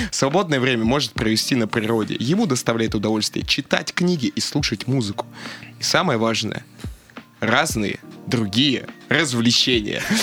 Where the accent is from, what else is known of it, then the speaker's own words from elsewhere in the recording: Buryatia, Russia; Ну, я понимаю, я бурят, конь мое тотемное животное